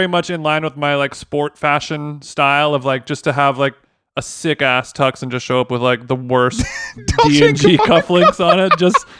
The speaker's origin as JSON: {"language": "English", "region": "California", "country": "United States", "said": "And as a Californian, I actually got invited to a bunch of stuff in New York this week that I can't."}